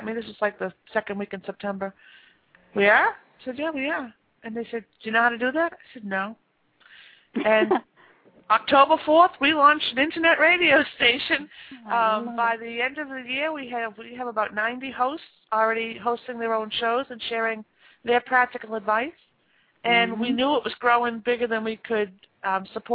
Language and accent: English; Boston, Massachusetts, United States; because of my accent, I grew up here in Boston.